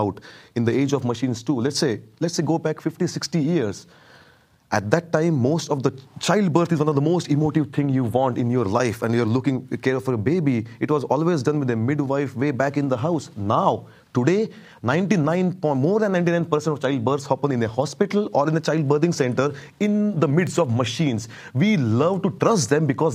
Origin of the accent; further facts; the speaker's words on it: India; moved away as an adult; now in United States; I'm here for the last 15 years in the US. I was born in India